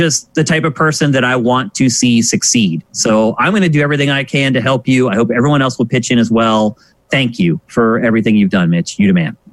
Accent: Pennsylvania, United States; moved away as an adult; also born or lived in San Francisco; now in Los Angeles, United States; I'm from Pennsylvania

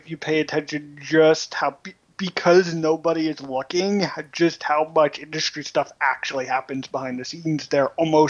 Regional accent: New York City, New York, United States; Yeah, I grew up in New York City

